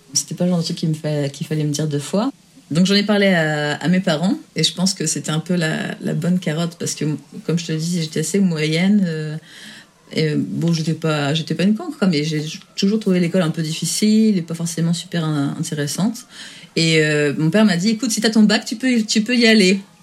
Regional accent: France; now in England; Je suis française

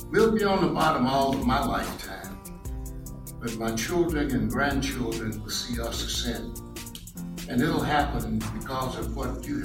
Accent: Mississippi, United States; I grew up in Mississippi in the 40s and 50s.

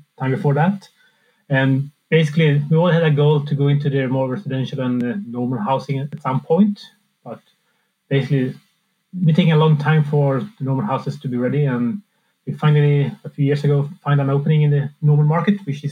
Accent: Sweden; moved away as an adult; I'm from Sweden, so it's kind of halfway back home

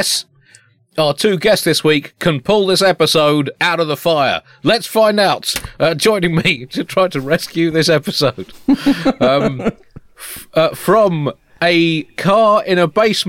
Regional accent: United Kingdom; as a British person

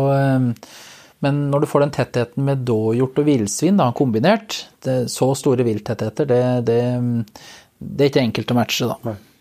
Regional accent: Finnskogen, Innlandet, Norway; Jeg er jo jeg er fra Finnskogen i grensetraktene mot Sverige.

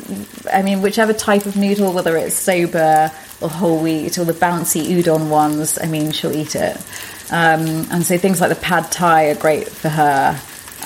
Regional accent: Lincolnshire, East Midlands, United Kingdom; I grew up in Lincolnshire

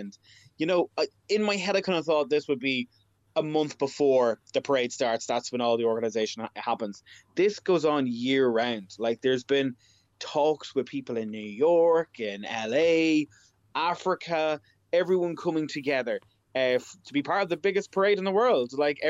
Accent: Navan, Leinster, Ireland; moved away; I'm originally from Navan

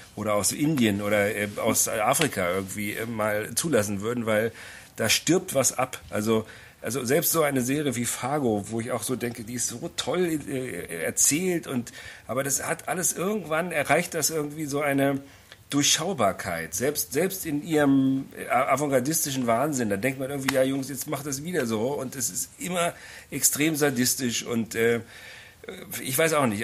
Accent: Berlin, Germany; als Berliner

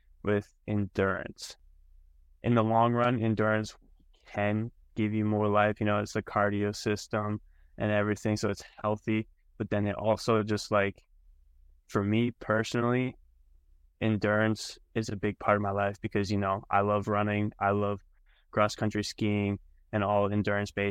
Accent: Canada; moved away as an adult; now in Arkansas, United States; I am from Canada

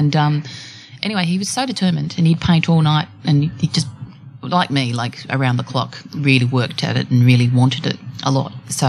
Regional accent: Sydney, New South Wales, Australia; I grew up in Wurrunga. In northern Sydney.

